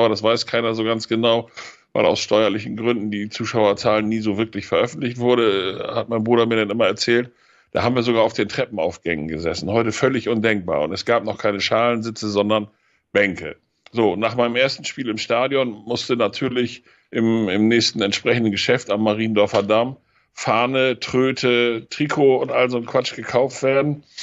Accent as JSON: {"language": "German", "town": "Rotenburg an der Wümme", "region": "Lower Saxony", "country": "Germany", "tie": "born or raised there", "said": "Ich bin 1959 in Rothenburg an der Wümme geboren. Das liegt zwischen Hamburg und Bremen."}